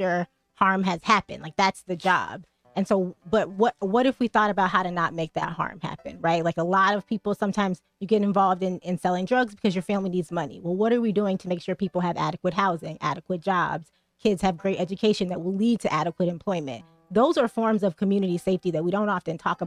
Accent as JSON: {"language": "English", "town": "Atlanta", "region": "Georgia", "country": "United States", "also_born_or_lived": "New Haven, Connecticut", "moved": "as an adult", "said": "I went to college at Yale, so I went to college here, but I'm from Atlanta"}